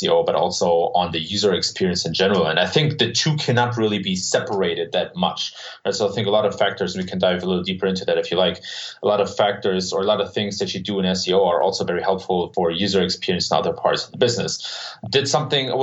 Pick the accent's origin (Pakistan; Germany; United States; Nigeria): Germany; So I was born and raised in Germany